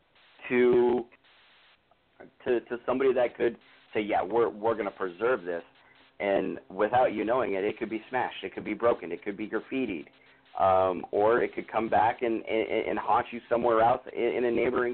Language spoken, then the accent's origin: English; North Dakota, United States; I was born and raised in North Dakota